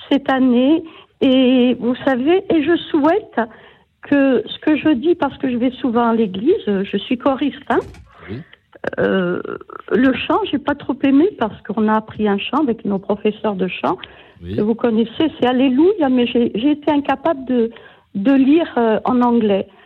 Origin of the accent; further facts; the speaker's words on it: Corsica, France; Oui, je suis corse.